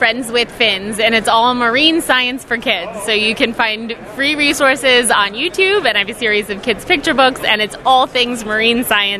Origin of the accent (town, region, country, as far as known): Ohio, United States; born or raised there; moved away